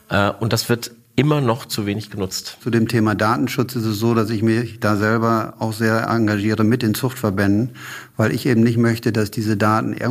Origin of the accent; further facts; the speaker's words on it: Lower Saxony, Germany; Brentano 1 war in meiner Heimat in Ostfriesland relativ stark eingesetzt.